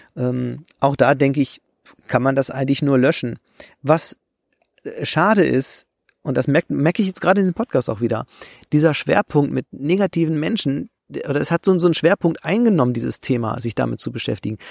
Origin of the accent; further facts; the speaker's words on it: Germany; ich komme ja aus dem Harz